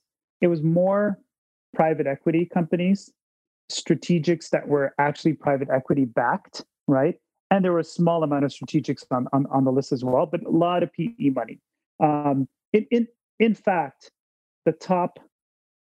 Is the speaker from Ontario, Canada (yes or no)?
yes; Toronto, Ontario, Canada; I'm a kid from Scarborough